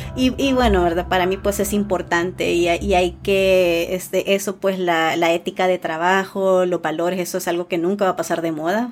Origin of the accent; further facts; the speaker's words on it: El Salvador; also born or lived in Santa Tecla; yo eh, nací en El Salvador, eh, sigo viviendo pues en El Salvador